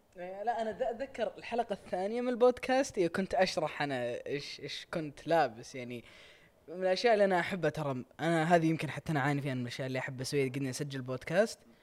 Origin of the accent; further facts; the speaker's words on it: Riyadh, Riyadh Province, Saudi Arabia; عندنا في الرياض